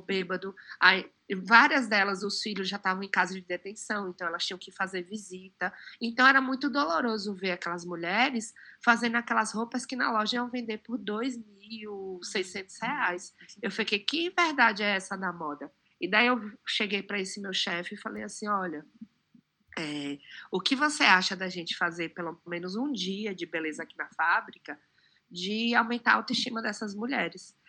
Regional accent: Barreiras, Bahia, Brazil; moved away as an adult; now in São Paulo, Brazil; Eu sou de Barreiras, que é no oeste baiano

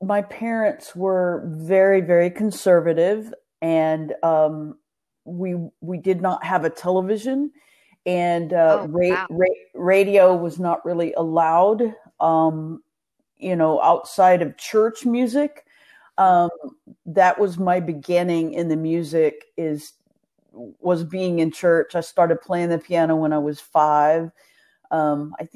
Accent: Nacogdoches, Texas, United States; also born or lived in Pensacola, Florida / Houston, Texas / Austin, Texas / Belton, Texas; I am originally from Texas. I born in Pensacola, Florida

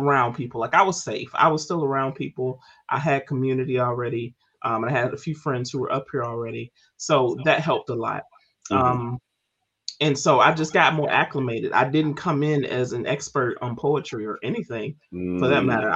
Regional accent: Memphis, Tennessee, United States; moved away as an adult; also born or lived in Baltimore, Maryland; now in Maryland, United States; my time in Memphis, you know, being born and raised there

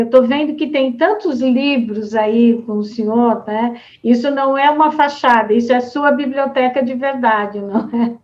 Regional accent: Americana, São Paulo, Brazil; lá da minha cidade de Americana

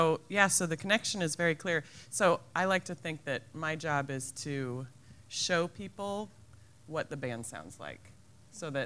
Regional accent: Lincoln, Nebraska, United States; born and raised Lincoln citizen.

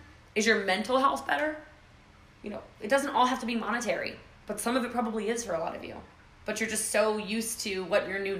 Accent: Texas, United States; I was like, yeah, I'm from Texas, you're from Texas, whatever.

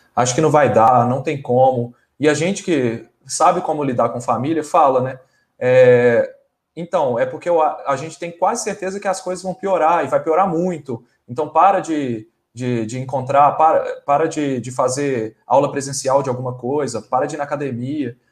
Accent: Brazil; a gente é brasileiro, igual qualquer um aqui

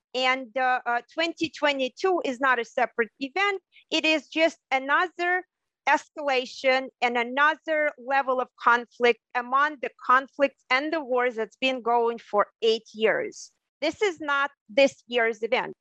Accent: Ukraine; moved away as an adult; also born or lived in Krasny Liman, Ukraine / Odesa, Ukraine / Germany; now in Hawaii, United States; So uh, in the northern Ukraine, I spent the first 10 years of my life, I believe. I started my elementary school there. And then I moved uh, to the southern Ukraine, to Odessa, and I lived there for the next 20 years

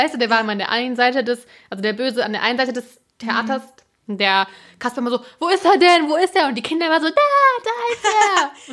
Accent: Germany; als Deutscher

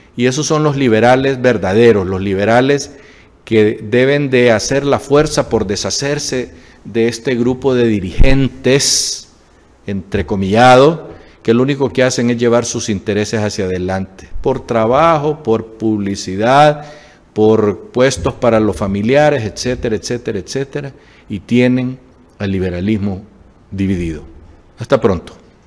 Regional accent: Honduras; somos el pueblo hondureño

